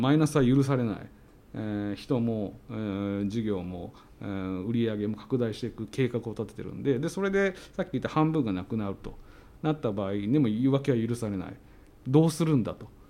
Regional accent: Okayama, Japan; 僕の地元の岡山

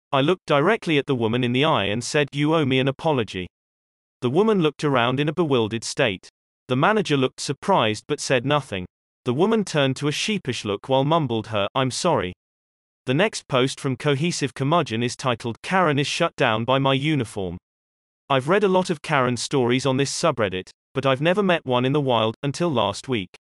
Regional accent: Canada; I'm sorry, I'm Canadian, but I don't.

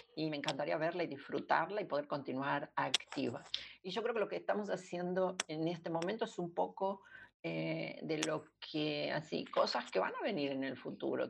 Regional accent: Argentina; yo soy argentina

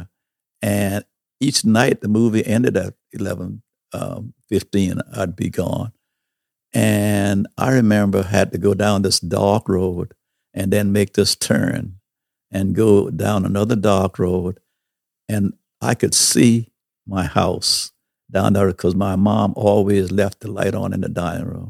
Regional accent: St. Stephen, South Carolina, United States; I worked at a theater. I was a projectionist, one of the first black projectionists in this little town of St. Stephens.

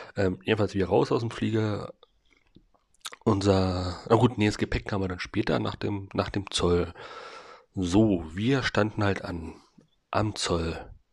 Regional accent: Germany; ich als, als richtiger Deutscher

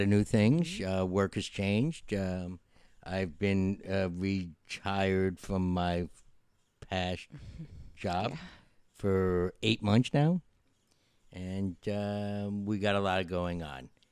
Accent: Yonkers, New York, United States; a scene that was filmed in Yonkers, which is in my hometown

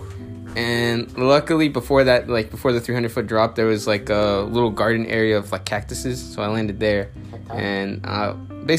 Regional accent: Mexico; moved away; I'm originally from Mexico, and I grew up in a ranch, basically.

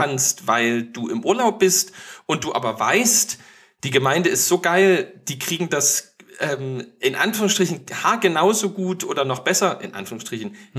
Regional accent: East Germany, Germany; bei uns im Osten

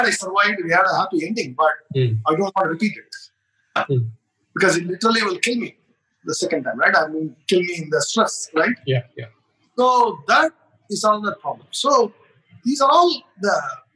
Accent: India; being Indian

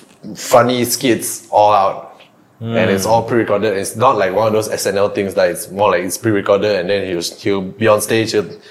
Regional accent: Malaysia; We are Malaysian.

